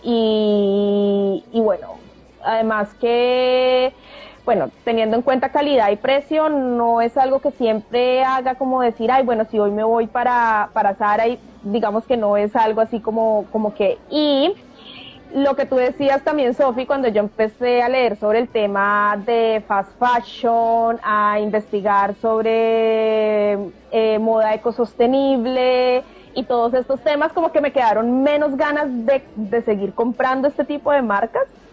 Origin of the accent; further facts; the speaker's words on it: Colombia; now in New Zealand; somos colombianas viviendo en Nueva Zelanda